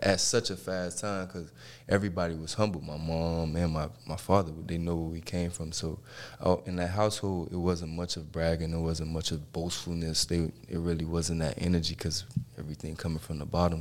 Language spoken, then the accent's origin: English; Miami, Florida, United States; I grew up in Miami Dade County